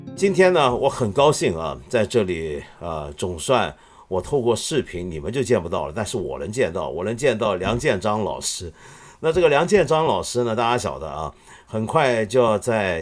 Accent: China; 不只是我们中国人关注

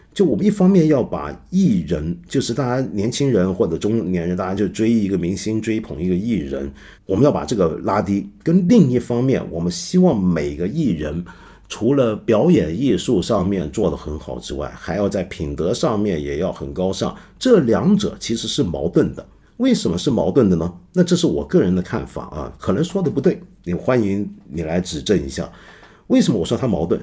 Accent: China; now in Hong Kong; 指的就是我们中国人都在偷看

